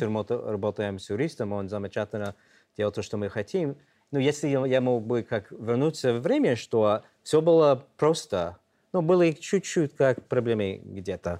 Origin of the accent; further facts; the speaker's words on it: New York, United States; Russian is a second language; moved away as an adult; now in Belarus; мы из Нью-Йорка